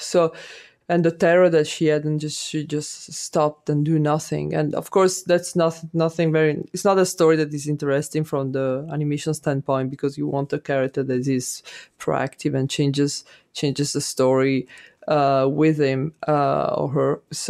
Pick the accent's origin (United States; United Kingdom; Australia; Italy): Italy; I grew up in Italy, and my mom and my grandmother always talked about the times when war was there